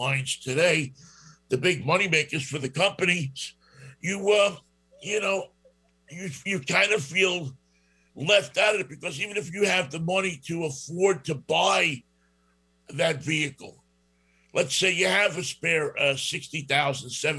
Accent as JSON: {"language": "English", "region": "New York", "country": "United States", "also_born_or_lived": "Berkeley, California", "accent": "New York", "moved": "yes", "said": "my New York accent"}